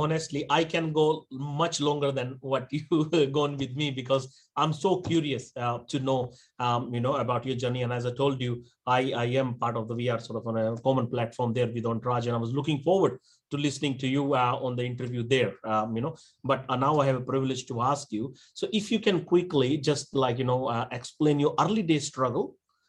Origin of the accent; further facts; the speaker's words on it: Australia; I'm Australian, like a fully, you know, 100%.